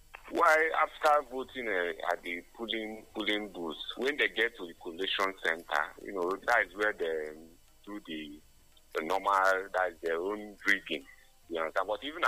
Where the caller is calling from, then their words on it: Enugu, Enugu State, Nigeria; I'm calling from Enugu.